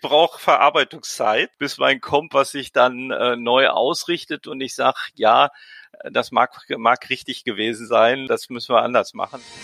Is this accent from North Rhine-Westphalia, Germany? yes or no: yes; Dortmund, North Rhine-Westphalia, Germany; Ich bin Kind des Ruhrgebiets, äh, in Dortmund geboren und äh, ich wohne auch immer noch auf der Grenze zu Dortmund